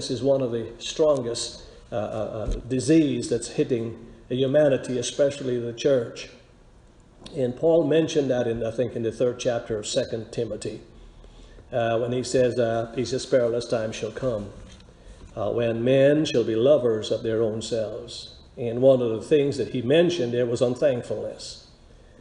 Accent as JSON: {"language": "English", "country": "Guyana", "tie": "born or raised there", "said": "we were growing up in Guyana. I was a teenager"}